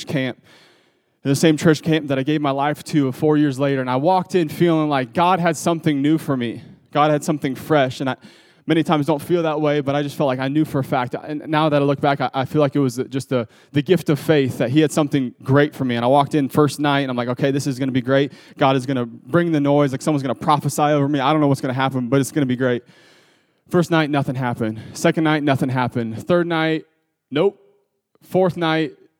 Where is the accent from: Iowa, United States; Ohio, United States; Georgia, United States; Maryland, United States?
Ohio, United States; I grew up in Ohio